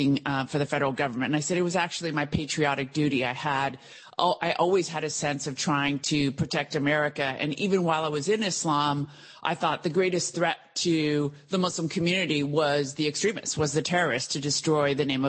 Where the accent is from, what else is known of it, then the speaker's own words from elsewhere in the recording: United States; growing up in the United States. I was born in this country